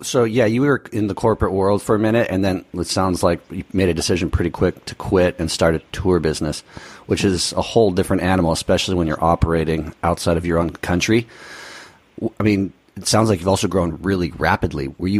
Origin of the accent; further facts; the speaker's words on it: United States; especially as an American.